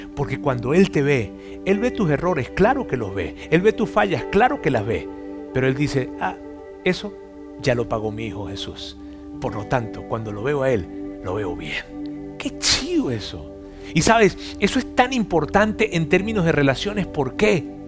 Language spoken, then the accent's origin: Spanish; Mexico; no tan solo soy mexicano